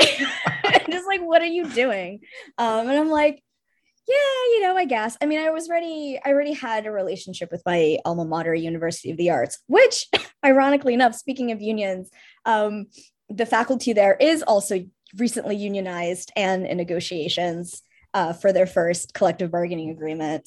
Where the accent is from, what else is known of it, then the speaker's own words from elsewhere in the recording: Russia; now in United States; I'm Russian, so I come from a slightly unique background